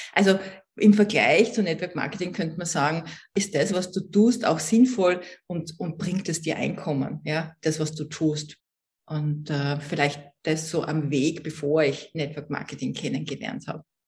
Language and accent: German; Vienna, Austria; ich komme aus Österreich, das kann man ja unschwer überhören. Ich bin in Wien geboren